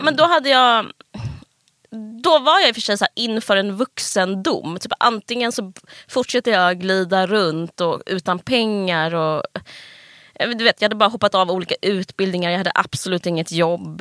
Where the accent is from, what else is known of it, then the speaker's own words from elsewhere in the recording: Simrishamn, Skåne, Sweden; moved away; also born or lived in Stockholm / Malmö; jag är från eh, Stockholm och sen så eh, Simrishamn, en mm. liten stad på, i Skåne. Hela alltså, skol, formativa åren gick jag där.